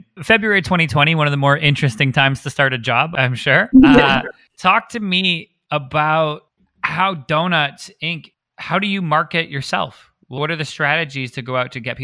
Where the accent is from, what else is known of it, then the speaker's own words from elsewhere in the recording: Canada; I'm Canadian. So my whole life, I grew up going .ca.